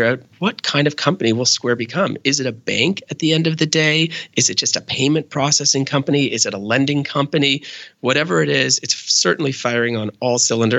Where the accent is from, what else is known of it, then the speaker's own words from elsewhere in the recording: Canada; I'm Canadian